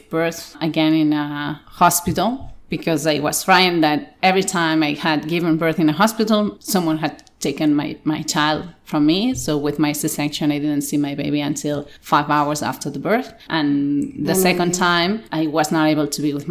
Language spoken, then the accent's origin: English; Barcelona, Catalonia, Spain; English is a second language; Here I'm Catalan, from Barcelona. I was born here.